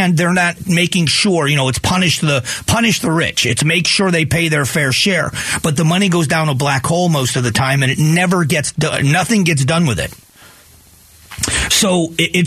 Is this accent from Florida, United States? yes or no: yes; Florida, United States; moved away as an adult; also born or lived in Ohio; now in Phoenix, United States; I was born in Ohio, but raised in Florida, and then been here.